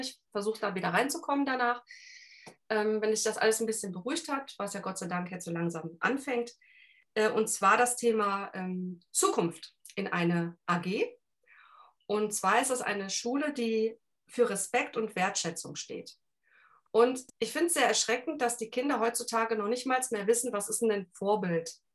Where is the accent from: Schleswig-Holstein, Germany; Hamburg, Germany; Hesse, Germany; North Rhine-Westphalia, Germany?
North Rhine-Westphalia, Germany; Cologne; accent: Rhineland; ich bin gebürtige Kölnerin, also Rheinländer Schnauze